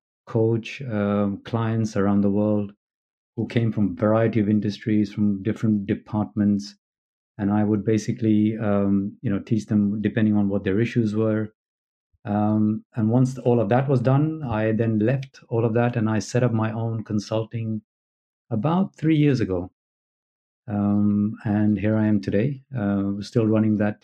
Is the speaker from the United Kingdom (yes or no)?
yes; London, United Kingdom; moved away as an adult; also born or lived in New Delhi, India; now in California, United States; So I've grown up in London from the age of three. I'm British by national and now living in California.